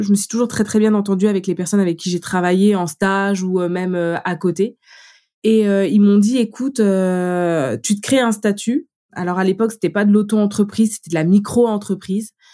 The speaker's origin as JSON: {"language": "French", "town": "Vitré", "region": "Brittany", "country": "France", "also_born_or_lived": "Laval / Paris", "moved": "as an adult", "said": "je viens de, de Vitré, euh, j'ai été faire mes études à Laval et j'arrive à Paris"}